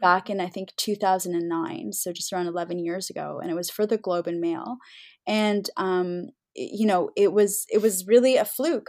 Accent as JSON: {"language": "English", "country": "Canada", "said": "we've come so far as Canadian Muslims"}